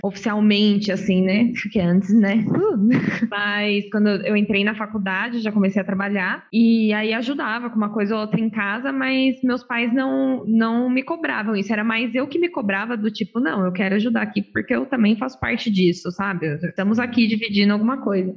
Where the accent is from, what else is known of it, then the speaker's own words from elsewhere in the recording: Osasco, São Paulo, Brazil; eu sou de Osasco